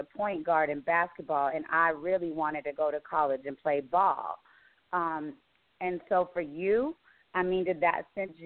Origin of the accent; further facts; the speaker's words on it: Roswell, New Mexico, United States; I'm originally from Roswell, New Mexico